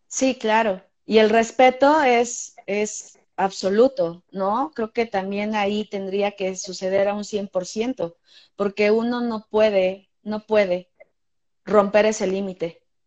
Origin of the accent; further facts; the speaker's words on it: Mexico; Estamos haciendo ballet en México